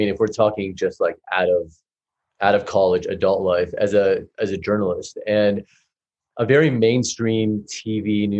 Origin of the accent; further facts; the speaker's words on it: California, United States; now in Texas, United States; I live in Texas now, but I'm from California, and I had this thought, like, should I move back to LA?